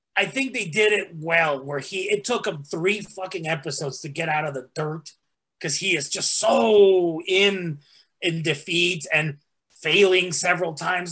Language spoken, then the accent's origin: English; Mexico; also born or lived in Texas; now in United States; even though I was born in Texas, I was raised in Mexico.